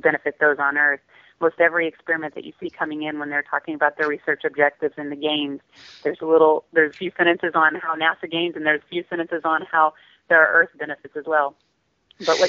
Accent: Louisiana, United States; I grew up in Louisiana.

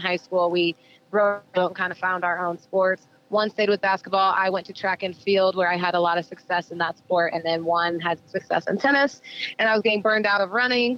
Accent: Colorado Springs, Colorado, United States; also born or lived in Texas; I'm originally from Colorado Springs, Colorado

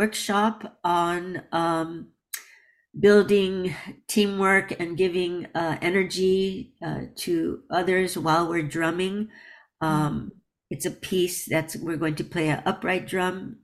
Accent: United States; I grew up in America

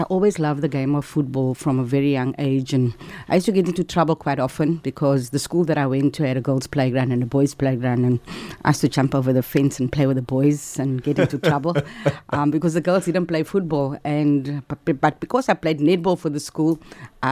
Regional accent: Cape Town, Western Cape, South Africa; also born or lived in Hanover Park; we lived in Heideveld, and we used to trek every day because we went to school in Salt River

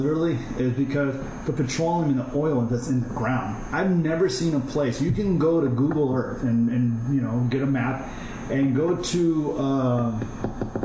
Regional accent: Fargo, North Dakota, United States; first language Kurdish; also born or lived in Iranian Kurdistan / Germany; My first childhood memories, like the first thing I really remember of anything, is Fargo, North Dakota

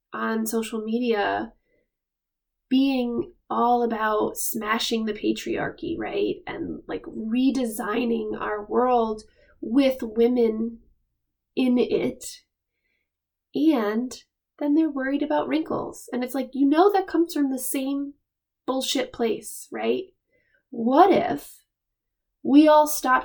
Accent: Rhode Island, United States; moved away as an adult; also born or lived in Hawaii / Pennsylvania; now in Maine, United States; We're both from Rhode Island

